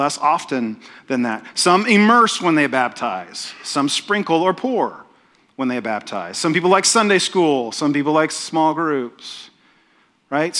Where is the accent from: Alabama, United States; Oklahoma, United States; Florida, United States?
Oklahoma, United States; I'm from Oklahoma. Oklahomans don't have accents.